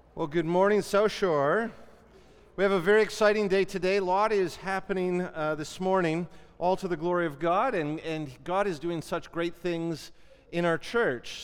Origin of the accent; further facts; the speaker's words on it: Canada; as Canadian Christians